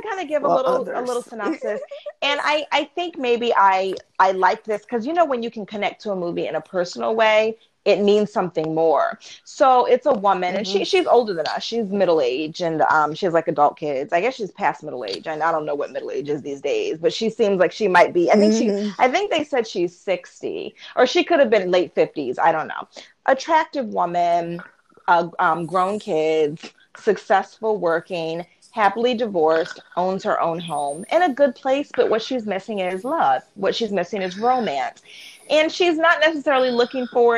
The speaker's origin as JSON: {"language": "English", "town": "Baltimore", "region": "Maryland", "country": "United States", "tie": "born or raised there", "said": "which is like my hometown area"}